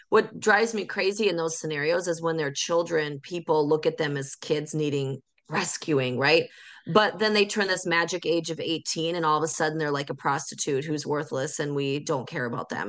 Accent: North Dakota, United States; I'm from North Dakota

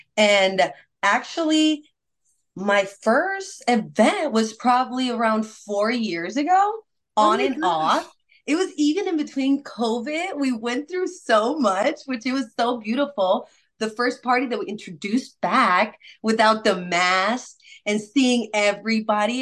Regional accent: Puerto Rico; moved away as an adult; now in United States; Yes, I was born and raised in Puerto Rico. What? I've only been in United States for about eight years now

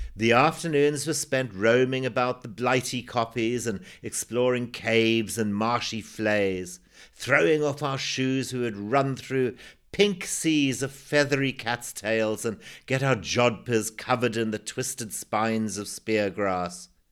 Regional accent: Zimbabwe; born or raised there

